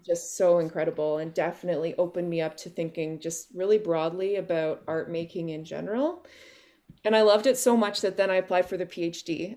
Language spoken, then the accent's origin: English; Oakville, Ontario, Canada; also born or lived in Kawartha Lakes, Ontario / Yukon / Vancouver / Wales; I was born and raised in Oakville